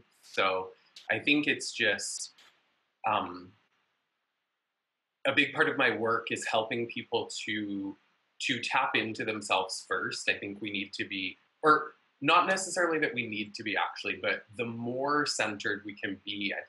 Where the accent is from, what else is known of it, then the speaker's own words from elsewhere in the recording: Vancouver, British Columbia, Canada; now in Los Angeles, United States; I was born in Vancouver, BC, up in Canada, but been in Los Angeles for quite a while.